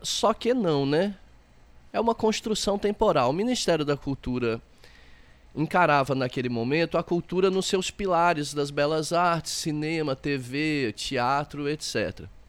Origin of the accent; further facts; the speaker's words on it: south of Minas Gerais, Brazil; now in Olinda, Brazil; eu sou do sul de Minas Gerais, é, mas saí de lá muito jovem e percorri muitos lugares